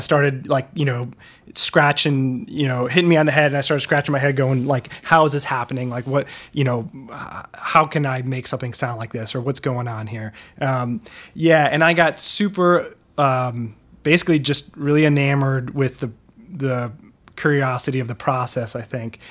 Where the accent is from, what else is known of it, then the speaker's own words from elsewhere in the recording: Wilmette, Illinois, United States; moved away; I'm from, um, uh, will met, uh, so basically, uh, the northern suburbs of Chicago, just north of the city